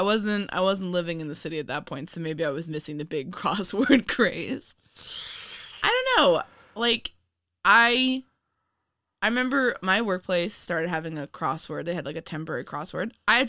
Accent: New York City, New York, United States; born there; Man, I was born in Manhattan.

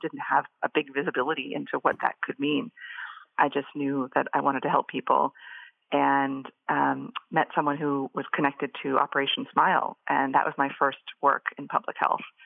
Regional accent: Boise, Idaho, United States; moved away as an adult; in the area that I was living growing up in Boise, Idaho

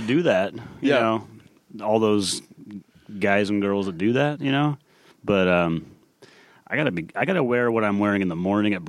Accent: Ontario, Pomona, Claremont area, California, United States; moved away as an adult; now in Los Angeles, United States; I grew up like Ontario, Pomona, Claremont area, like way east

